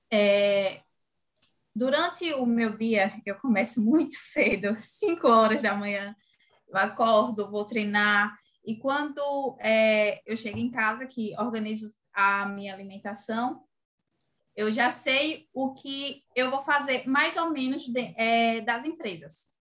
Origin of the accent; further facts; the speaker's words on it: Sergipe, Brazil; tenho 24 anos, venho de Sergipe, pelo sotaque já dá para perceber, né? Arrastado.